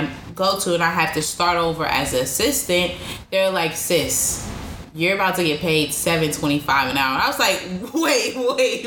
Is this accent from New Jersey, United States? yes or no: no; California, United States; also born or lived in Louisiana; now in New York, United States; I went from born and raised in California, so a decent pace, to moving to Louisiana